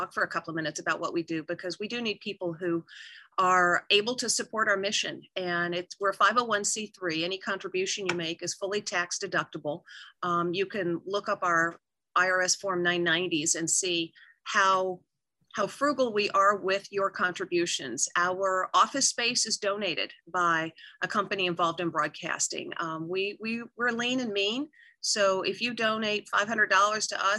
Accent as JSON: {"language": "English", "region": "North Georgia", "country": "United States", "tie": "born or raised there", "moved": "yes", "said": "I'm from North Georgia. My hometown is where they make wall-to-wall carpeting"}